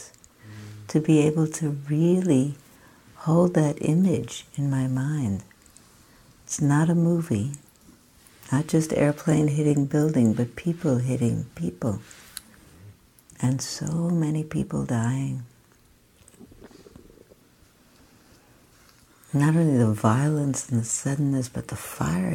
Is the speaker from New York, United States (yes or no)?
yes; New York, United States; moved away; I have connections in New York and I grew up in New York